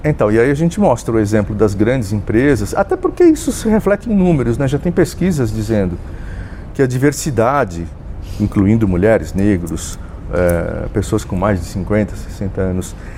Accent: Jaú, São Paulo, Brazil; eu sou um jauense, nasci em Jaú, né, também no interior

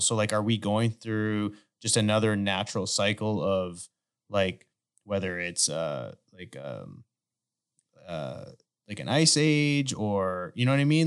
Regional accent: Canada; now in United States; I grew up in Canada

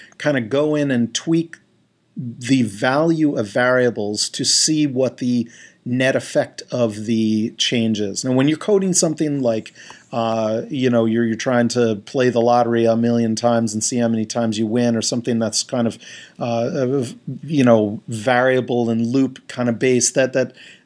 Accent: Stony Brook, New York, United States; we lived across the street when I was growing up from State University of New York at Stony Brook

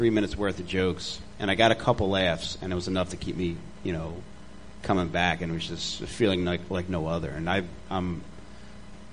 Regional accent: Delaware County, Pennsylvania, United States; I'm from Delaware County

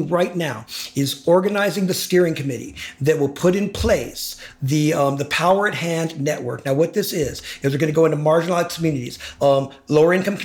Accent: Los Angeles, California, United States; I grew up in Hollywood.

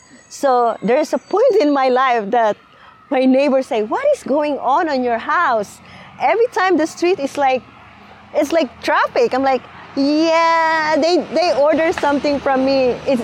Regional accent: Philippines; English is a second language; So for me, as a Filipino, this is what I answer to them.

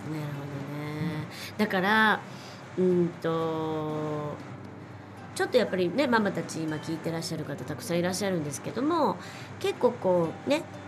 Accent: Japan; now in China; 日本に育って、はい生まれ育ってめっちゃ日本人

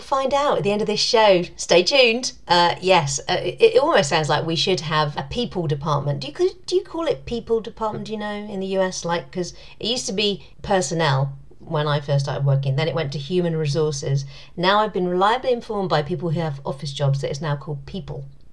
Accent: United Kingdom; I'm British

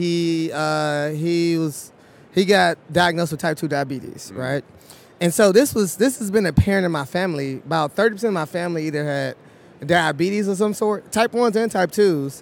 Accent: Texas, United States; I'm from Texas

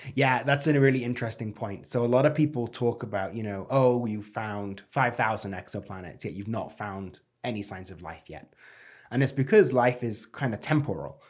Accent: United Kingdom; moved away; as a Brit

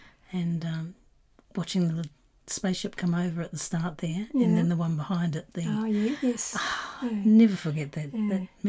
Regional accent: New Zealand; it was filmed in my hometown, New Zealand

